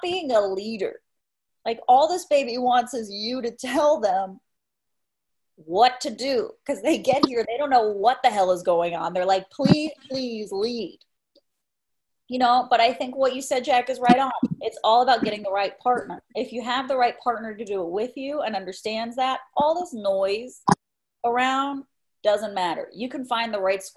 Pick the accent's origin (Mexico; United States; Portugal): Mexico; moved away; my dad's Spanish, and I grew up in Mexico